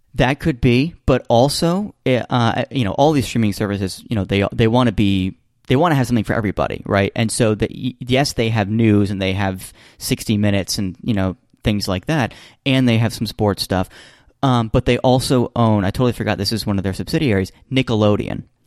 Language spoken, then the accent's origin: English; United States; I'm sitting here as an American